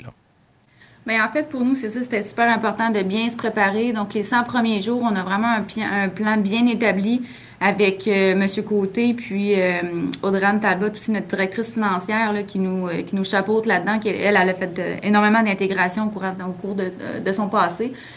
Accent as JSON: {"language": "French", "town": "Saint-Raymond", "region": "Quebec", "country": "Canada", "said": "les deux, on vient de Saint-Raymond-de-Portneuf"}